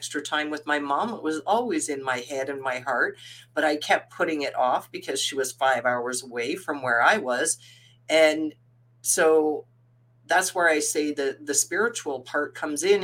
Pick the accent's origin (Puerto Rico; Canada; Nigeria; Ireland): Canada; Saskatchewan; I was born in Saskatoon, Saskatchewan. When I was 5 years old, my parents and then four older siblings, four older sisters, two younger brothers, so six of us kids, my parents moved us to the farm.